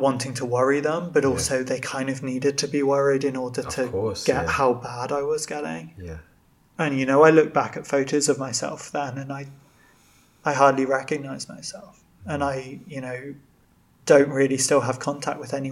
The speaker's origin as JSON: {"language": "English", "town": "Birmingham", "region": "West Midlands", "country": "United Kingdom", "tie": "born or raised there", "also_born_or_lived": "Bangor", "moved": "as an adult", "said": "growing up in Birmingham feels like the middle of nowhere"}